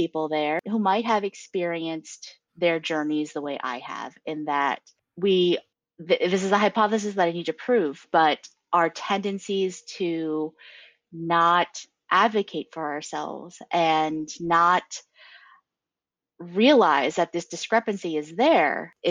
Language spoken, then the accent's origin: English; a coal mining town in Pennsylvania, United States; I was born in the Rust Belt. I'm from a coal mining town in Pennsylvania.